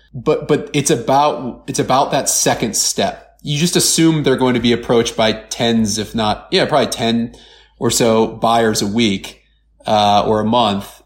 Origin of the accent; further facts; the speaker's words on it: Cleveland, Ohio, United States; I'm from Cleveland